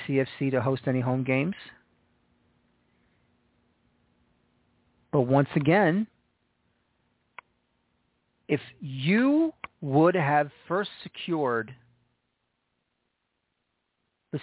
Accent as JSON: {"language": "English", "town": "New York City", "region": "New York", "country": "United States", "moved": "yes", "said": "I'm originally from New York City."}